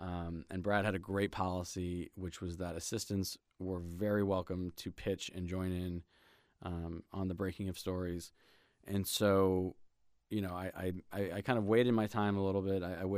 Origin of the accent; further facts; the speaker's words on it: Germany; born there; also born or lived in Hawaii / Indiana / Virginia / Brussels; So I was born in Germany to an Ecuadorian father and an English mother, and kind of grew up all sorts of places. Grew up in, I lived in Hawaii and in Indiana, Virginia, back to Germany, Brussels, Belgium, back to Germany